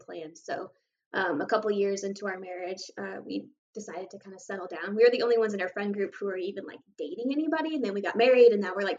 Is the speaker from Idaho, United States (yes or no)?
yes; near Boise, Idaho, United States; also born or lived in Nampa, Idaho; I was born in Boise, and then I grew up like 10 minutes out in Vernian, and then now I'm 10 minutes farther out in Nampa.